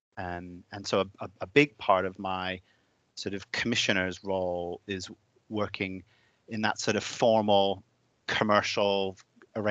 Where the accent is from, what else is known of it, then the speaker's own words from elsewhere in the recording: United States; also born or lived in Lincolnshire / Doncaster / Wakefield; now in Leeds, United Kingdom; in America, where I'm from. So if anyone spots my odd accent, that will be why